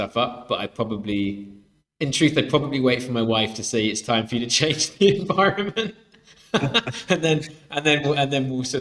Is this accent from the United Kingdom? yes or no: yes; Swansea, Wales, United Kingdom; I grew up in Swansea